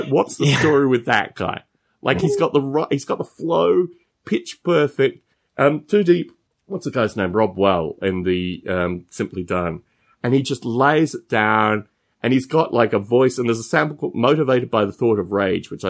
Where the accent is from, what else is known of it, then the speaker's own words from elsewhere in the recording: Canberra, Australian Capital Territory, Australia; moved away as an adult; also born or lived in Adelaide, South Australia / Bathurst, New South Wales; I was born in Adelaide, spent about 18 months there, formative years. And then we moved to a place called Bathurst, which is in New South Wales. And we were in Bathurst for a few years. And then we ended up in Canberra